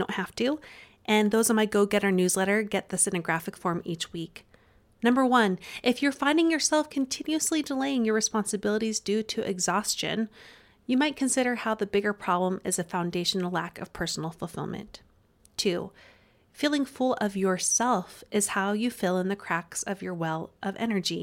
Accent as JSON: {"language": "English", "region": "Utah", "country": "United States", "accent": "Utah", "said": "my Utah accent"}